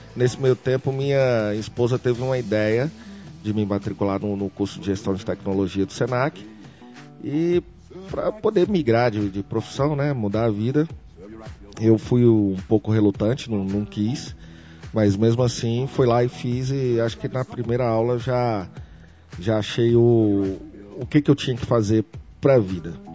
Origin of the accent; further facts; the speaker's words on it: Brasília, Federal District, Brazil; nasci aqui em Brasília